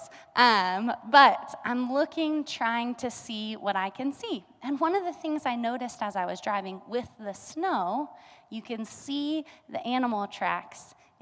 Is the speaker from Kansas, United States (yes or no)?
yes; Kansas, United States; now in Colorado, United States; We're from Kansas